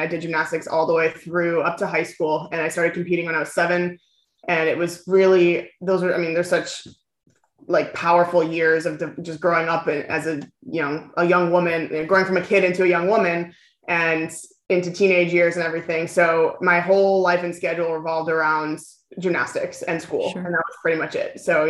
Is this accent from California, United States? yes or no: yes; California, United States; also born or lived in New York; now in Texas, United States; Southern California.